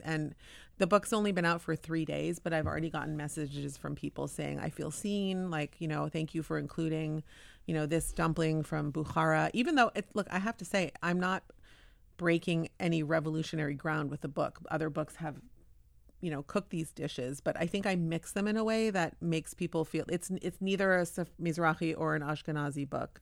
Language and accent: English; Palo Alto, California, United States; moved away as an adult; now in Tel Aviv, Israel; I grew up Orthodox Jewish, but I grew up in Palo Alto.